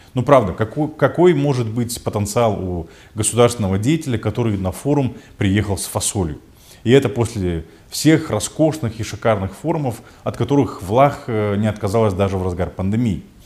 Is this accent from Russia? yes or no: no; Moldova